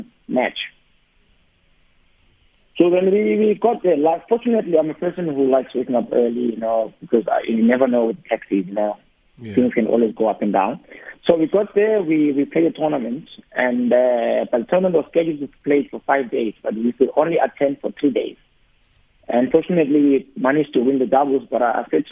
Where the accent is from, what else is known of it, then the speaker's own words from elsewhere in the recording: Cape Town, Western Cape, South Africa; I'm from Khayelitsha